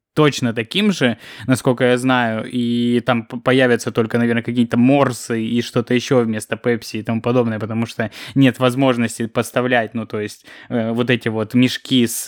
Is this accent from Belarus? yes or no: no; Kropotkin, Krasnodar Krai, Russia; moved away; когда Ксюша там с дядей приехали в Кропоткино, я все время их просил привезти мне какой-нибудь чизбургер